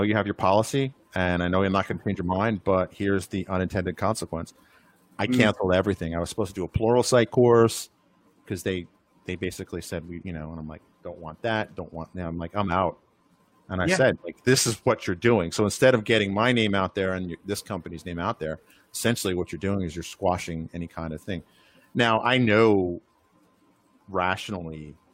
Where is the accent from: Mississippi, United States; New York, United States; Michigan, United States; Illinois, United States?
New York, United States; moved away; I'm from New York